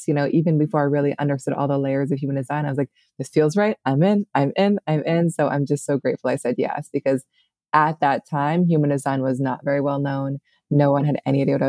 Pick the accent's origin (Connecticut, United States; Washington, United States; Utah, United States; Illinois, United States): Washington, United States; Seattle; moved away as an adult; also born or lived in New York City; now in upstate New York, United States; I grew up in Seattle in the Pacific Northwest, and then I lived in New York City after college for many years